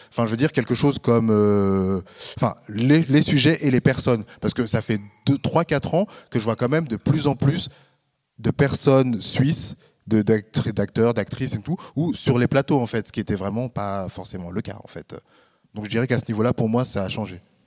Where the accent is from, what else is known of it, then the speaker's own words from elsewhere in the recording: France; moved away as an adult; now in Switzerland; je suis français